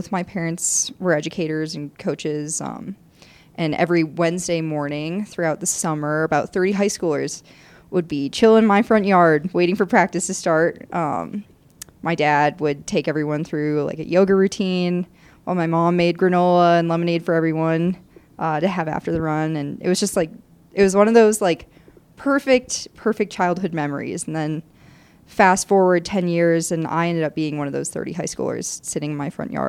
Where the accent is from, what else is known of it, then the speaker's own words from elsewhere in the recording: southeastern Michigan, United States; moved away as an adult; now in Colorado, United States; I'm from southeastern Michigan.